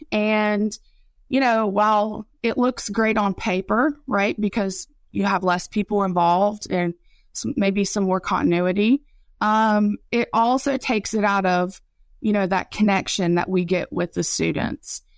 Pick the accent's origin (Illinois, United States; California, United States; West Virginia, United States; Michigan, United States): West Virginia, United States; moved away; also born or lived in Raleigh County, West Virginia / Mississippi; I'm from West Virginia